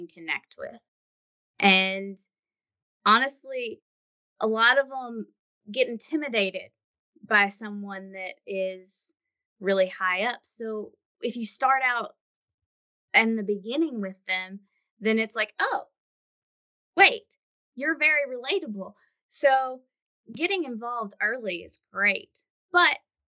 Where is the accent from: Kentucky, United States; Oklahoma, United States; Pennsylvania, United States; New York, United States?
Kentucky, United States; Owensboro; moved away; I'm from Owensboro, Kentucky, back in Western Kentucky